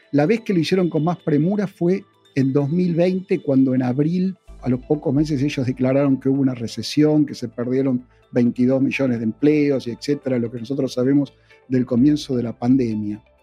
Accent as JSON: {"language": "Spanish", "country": "Argentina", "also_born_or_lived": "Oakland, California", "accent": "Argentine", "moved": "yes", "said": "yo por mi acento te darás cuenta que soy de Argentina, yo he vivido toda mi vida en la inflación"}